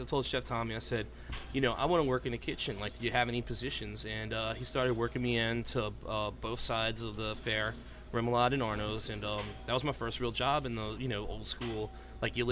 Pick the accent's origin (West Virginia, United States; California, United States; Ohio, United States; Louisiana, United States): Louisiana, United States; New Orleans; I'm born and raised in New Orleans, Louisiana